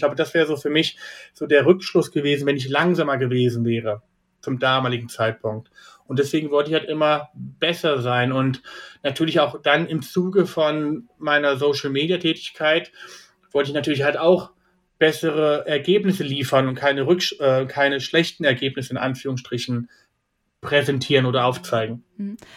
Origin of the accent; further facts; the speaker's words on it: Kassel, Hesse, Germany; moved away as an adult; now in Frankfurt, Germany; ich bin ja in Kassel aufgewachsen, aber bis 2005 äh, bis 2015 in Kassel gelebt.